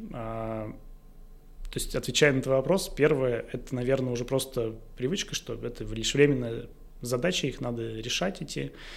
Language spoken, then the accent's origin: Russian; Izhevsk, Udmurtia, Russia; в городе Ижевске, в моем родном городе